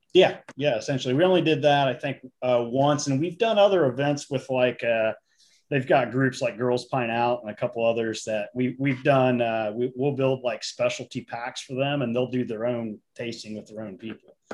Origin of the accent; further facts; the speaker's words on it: Indiana, United States; now in Virginia, United States; I'm originally from Indiana